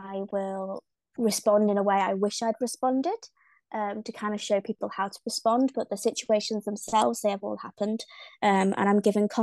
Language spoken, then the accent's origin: English; the north of England, United Kingdom; accent: north of England; I am from the UK. Not just London, so my accent might sound a little bit funny because it's actually from the north of England, where we've got lots of farmland.